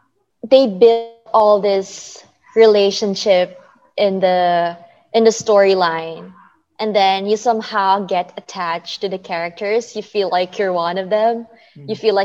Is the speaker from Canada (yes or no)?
no; Philippines; because when they find out I'm a Filipino, they would always tell me like, oh, but your accent doesn't sound Filipino.